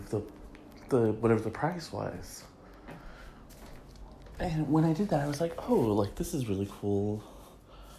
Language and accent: English; Michigan, United States; my home state of Michigan